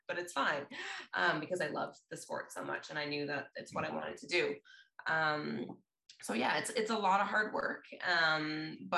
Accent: Canada; as Canadian athletes and para athletes

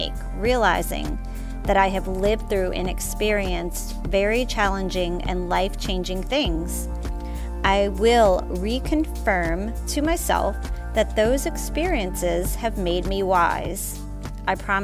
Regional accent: the South, United States; I am from the South. We pronounce things different

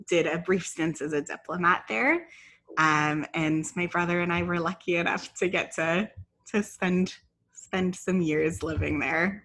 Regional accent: Ottawa, Ontario, Canada; moved away as an adult; also born or lived in London, England / Vancouver; now in Toronto, Canada; I grew up in Ottawa, except for a few years that I lived in London, England.

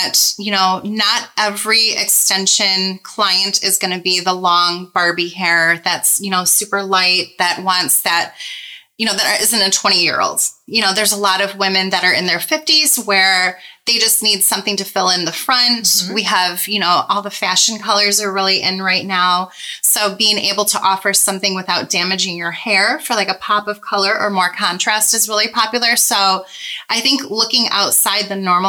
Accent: Michigan, United States; I'm from Michigan

